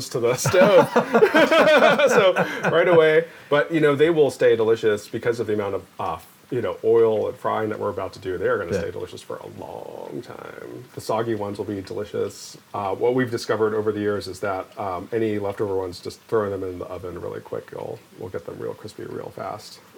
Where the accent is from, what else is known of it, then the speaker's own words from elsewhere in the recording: United States; Growing up in America